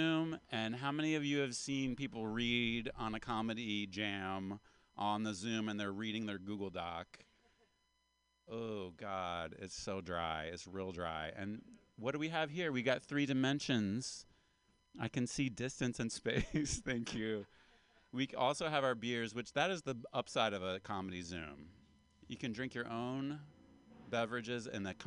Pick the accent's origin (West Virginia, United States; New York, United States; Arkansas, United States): West Virginia, United States; I am a West Virginian American, Appalachian American